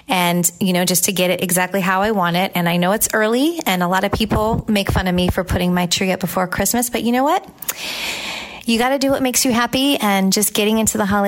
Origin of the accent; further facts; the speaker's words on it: California, United States; now in Tampa, United States; Growing up in California, farmers markets were always a big part of my life